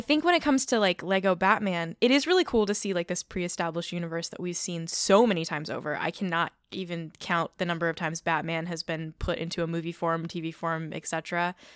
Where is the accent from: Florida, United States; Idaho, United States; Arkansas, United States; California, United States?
California, United States; I'm from California.